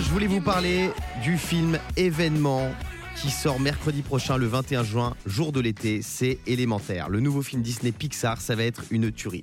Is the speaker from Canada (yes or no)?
no; Bas-Rhin, Grand Est, France; also born or lived in Nice; moi, je suis du Bas-Rhin